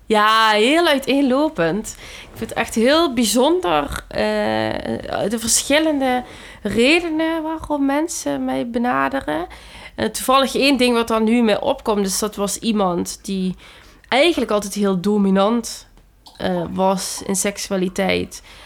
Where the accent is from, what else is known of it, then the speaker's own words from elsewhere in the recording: Limburg, Netherlands; moved away; ik kwam uit Limburg en het is gewoon een heel, ja, conservatieve plek eigenlijk.